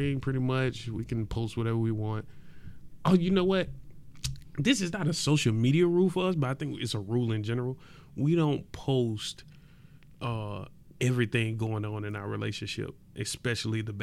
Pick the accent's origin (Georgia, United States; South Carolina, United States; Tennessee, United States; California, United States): Georgia, United States; East Point; I'm from East Point, Georgia